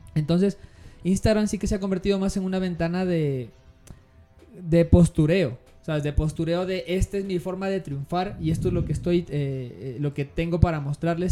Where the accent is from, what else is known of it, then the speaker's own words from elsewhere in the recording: Ecuador; la nuestra como ecuatoriana